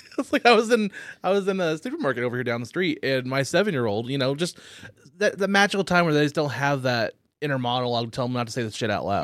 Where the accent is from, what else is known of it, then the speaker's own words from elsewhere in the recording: Oklahoma, United States; growing up in the Oklahoma